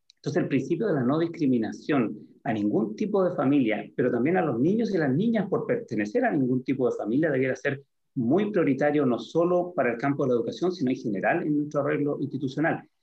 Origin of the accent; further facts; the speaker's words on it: San Antonio, Valparaíso, Chile; soy hijo ilustre de San Antonio